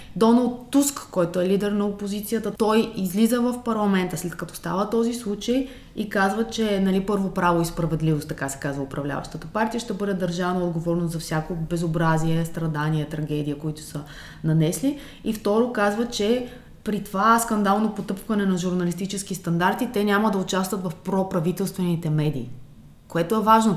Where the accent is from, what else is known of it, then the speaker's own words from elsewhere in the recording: Varna, Varna Province, Bulgaria; моя роден град Варна